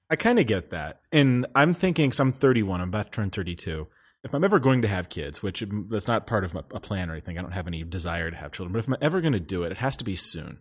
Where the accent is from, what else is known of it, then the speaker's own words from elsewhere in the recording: Colorado, United States; also born or lived in Denver; I grew up in Colorado